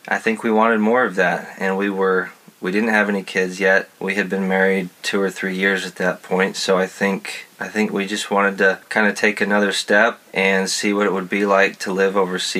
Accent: West Texas, United States; moved away; I grew up in West Texas, so I'm used to some hot heat

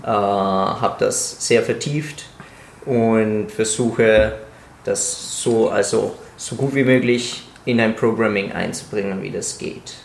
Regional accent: Italy; moved away; ich komme aus Italien

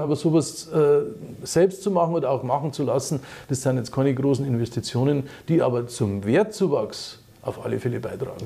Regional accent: Munich, Bavaria, Germany; ich bin ein Münchner

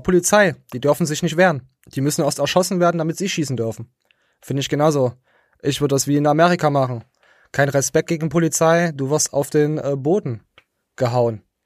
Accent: East Germany, Germany; als äh, äh, Ostdeutscher

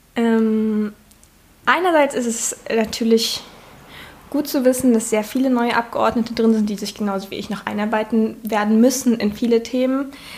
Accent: Saxony-Anhalt, Germany; moved away as an adult; now in Leipzig, Germany; Ich bin ähm, in Sachsen-Anhalt geboren und da zur Schule gegangen

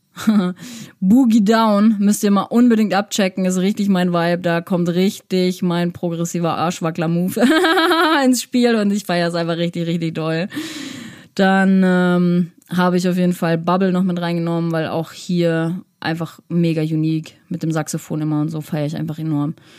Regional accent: Winterberg, North Rhine-Westphalia, Germany; ich komme ja aus Winterberg

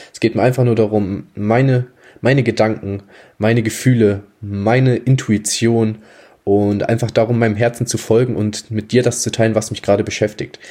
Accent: Germany; ich bin 19 Jahre, komme aus einem kleinen Dorf in der Nähe von Hamburg

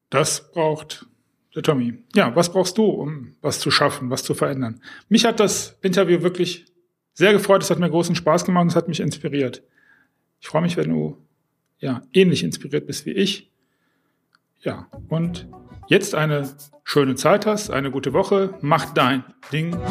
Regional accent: Düsseldorf, North Rhine-Westphalia, Germany; ich komme aus Düsseldorf ursprünglich

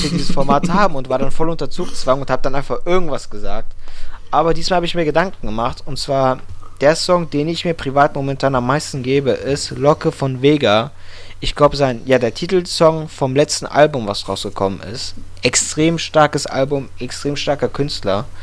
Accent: Wiesbaden, Hesse, Germany; Ansonsten sehe ich hier noch in der Liste …, ein Newcomer aus meiner Heimatstadt Wiesbaden.

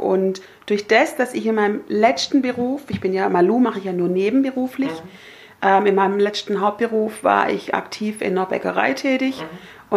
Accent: Herrenberg, Baden-Württemberg, Germany; moved away as an adult; now in Öhringen, Germany; bin aufgewachsen und, und habe ja gelebt bis zu meinem 20. Lebensjahr im schönen Haslach.

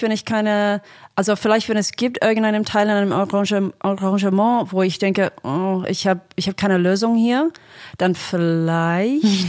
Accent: Australia; German is a second language; now in Berlin, Germany; ich komme ursprünglich aus Australien, deswegen spreche ich Deutsch mit einem Akzent

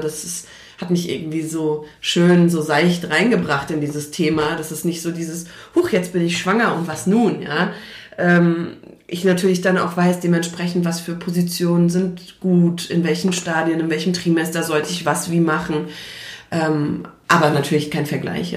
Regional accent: Frankfurt, Hesse, Germany; ich komme aus Frankfurt, beziehungsweise aus der Umgebung von Frankfurt

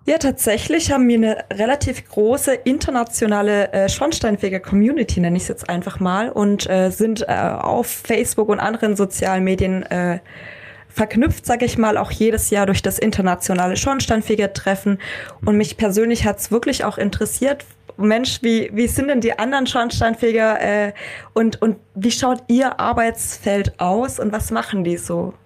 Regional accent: Germany; wir Deutschen

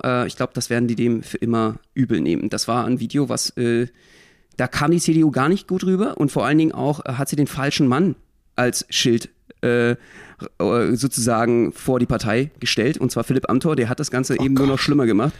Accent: Berlin, Germany; Ich als Berliner, als Ursprungsberliner

